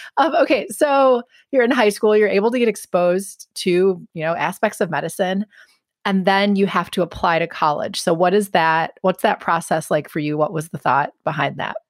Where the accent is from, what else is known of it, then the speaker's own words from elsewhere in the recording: Milwaukee, Wisconsin, United States; I grew up in the Milwaukee area